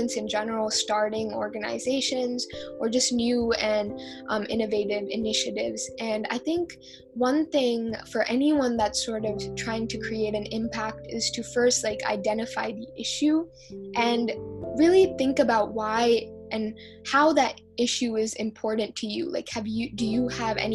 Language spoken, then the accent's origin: English; United States; also born or lived in India; I was born and raised here, and for all throughout elementary school